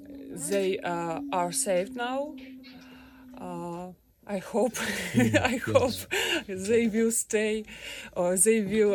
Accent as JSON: {"language": "English", "region": "Kyiv", "country": "Ukraine", "second_language": "English", "moved": "as an adult", "lives_now": "Kraków, Poland", "said": "I'm from Kiev. Now I'm hostel in Krakow."}